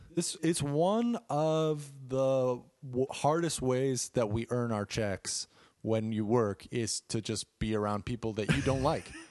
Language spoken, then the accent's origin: English; Chicago, Illinois, United States; growing up in Chicago